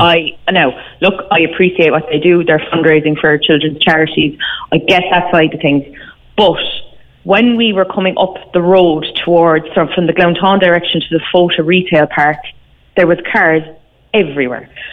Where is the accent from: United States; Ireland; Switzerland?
Ireland; Ballincollig, Munster; we are from Ballincollig